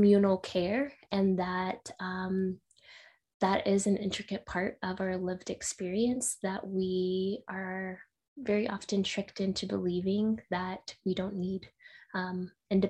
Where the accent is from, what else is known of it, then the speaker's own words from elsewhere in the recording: Midland, Texas, United States; also born or lived in Miami; now in San Diego, United States; I am originally from Texas. I grew up in a small town, smallish town called Midland. So if you know Friday Night Lights, that's my hometown.